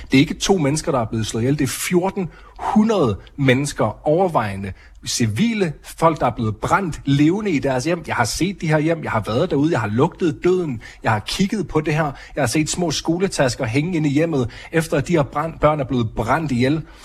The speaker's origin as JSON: {"language": "Danish", "country": "Denmark", "tie": "born or raised there", "moved": "as an adult", "lives_now": "Israel", "said": "Jeg er vokset op i Danmark, jeg er flyttet til Israel i en alder af 27, år"}